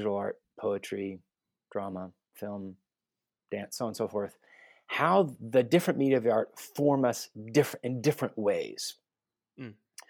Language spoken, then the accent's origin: English; Guatemala City, Guatemala Department, Guatemala; also born or lived in United States / Vancouver, Canada; I was born and raised in Guatemala City. Born and raised a missionary kid, specifically. Moved around the States, did my undergrad at the University of Texas, studied international relations.